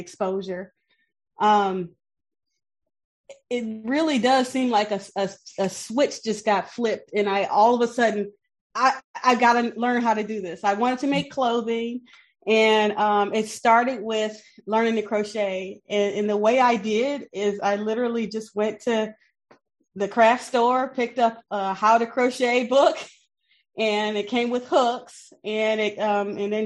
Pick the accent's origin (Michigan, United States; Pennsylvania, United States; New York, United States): Michigan, United States; Benton Harbor; moved away as an adult; now in South Bend, United States; I grew up in Benton Harbor, Michigan. It's Southwest Michigan, little small Rust Belt town, about 9,000 people.